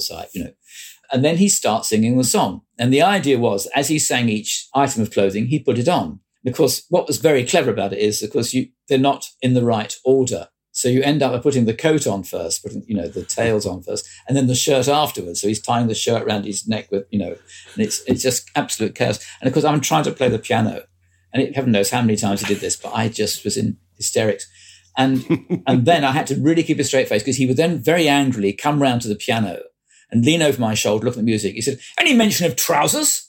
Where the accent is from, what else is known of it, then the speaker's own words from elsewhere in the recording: Croydon, London, United Kingdom; I come from South Croydon